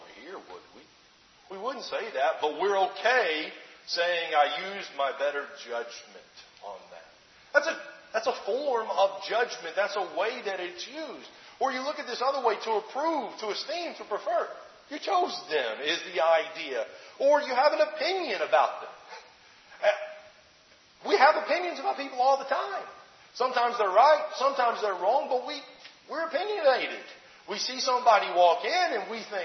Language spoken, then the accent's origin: English; Alabama, United States; moved away; my home state of Alabama